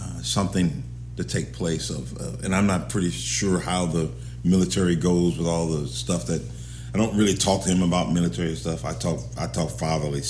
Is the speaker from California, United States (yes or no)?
yes; Los Angeles, California, United States; also born or lived in Arizona; now in Ohio, United States; I'm from California, Los Angeles